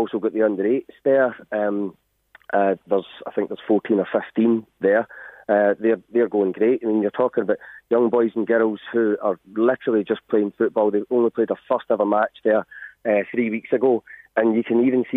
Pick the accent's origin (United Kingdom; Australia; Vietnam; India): United Kingdom; Glasgow, Scotland; accent: Scottish; moved away as an adult; now in Navan, Ireland; I'm from Glasgow originally. Come over here 20 years ago